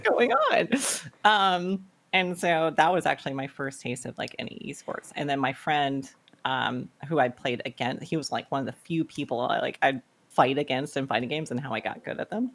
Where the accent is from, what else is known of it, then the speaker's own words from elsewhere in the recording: North Carolina, United States; I actually grew up in South Carolina, but very, very early on moved to North Carolina. Pretty much lived here all my life